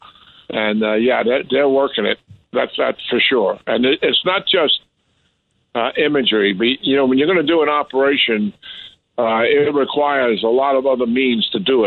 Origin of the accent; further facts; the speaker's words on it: New York, United States; I'm a born and raised in New York